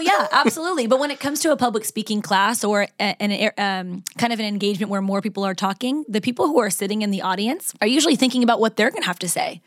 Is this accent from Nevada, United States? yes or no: yes; Las Vegas, Nevada, United States; moved away as an adult; now in Los Angeles, United States; I was actually born and raised in Las Vegas